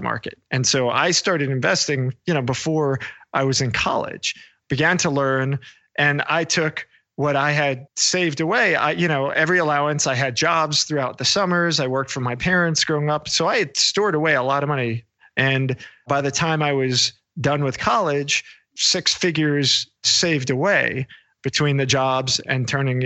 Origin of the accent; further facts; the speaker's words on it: New York, United States; I grew up in New York